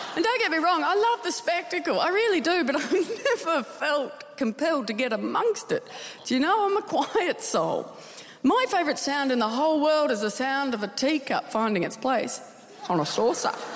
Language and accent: English; Tasmania, Australia; I'm from Tasmania